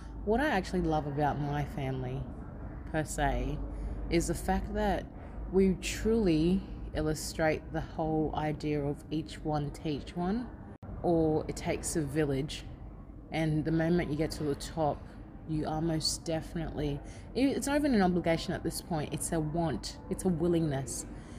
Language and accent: English; Australia; Even though I grew up in Australia, I still can't go, hey, Mary. I still call them auntie.